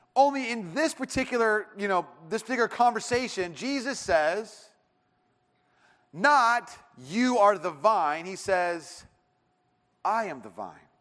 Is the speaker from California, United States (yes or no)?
yes; Irvine, California, United States; I grew up in Irvine